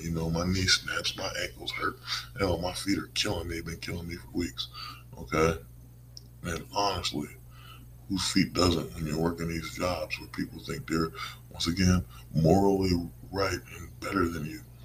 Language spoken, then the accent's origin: English; United States; as American people, as citizens